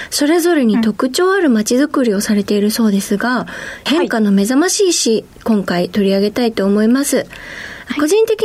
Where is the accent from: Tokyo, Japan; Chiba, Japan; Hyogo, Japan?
Chiba, Japan; 出身県の千葉県の